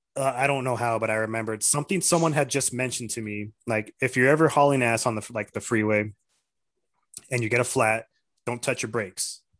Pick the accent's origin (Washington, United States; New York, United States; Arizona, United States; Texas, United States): Arizona, United States; Tucson; moved away as an adult; now in Casa Grande, United States; I'm from Tucson. I live in Casa Grande now